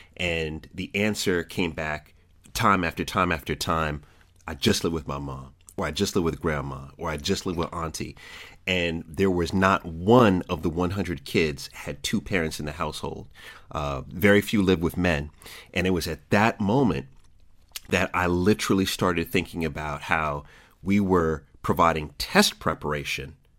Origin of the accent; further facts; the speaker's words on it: Jamaica; also born or lived in DMV area; I'm Jamaican